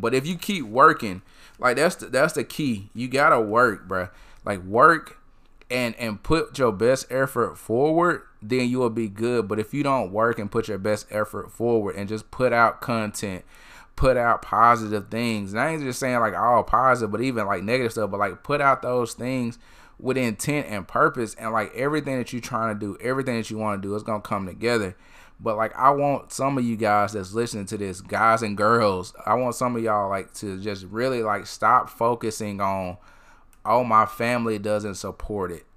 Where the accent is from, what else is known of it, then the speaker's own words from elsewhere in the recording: Tupelo, Mississippi, United States; I went to Tupelo High School